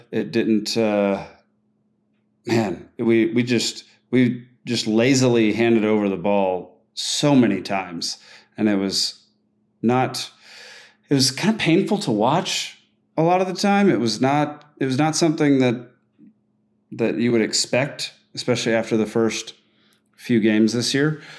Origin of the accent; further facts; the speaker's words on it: Texas, United States; as a Texan